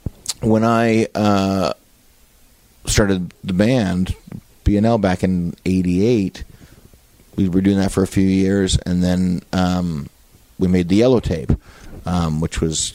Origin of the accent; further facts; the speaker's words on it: Toronto, Ontario, Canada; I grew up in a school where I was like the only Jewish kid I knew. I grew up in Scarborough, which was pretty white bread back then. Very kind of Wayne's World white bread Scarborough.